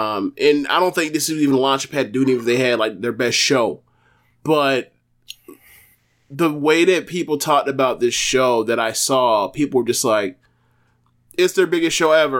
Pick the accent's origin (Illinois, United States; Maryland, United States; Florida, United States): Maryland, United States; Baltimore; Like, I'm from Baltimore.